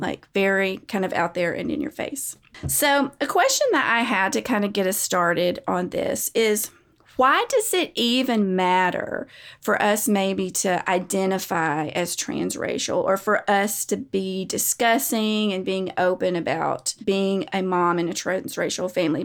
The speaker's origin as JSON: {"language": "English", "country": "United States", "said": "We are American."}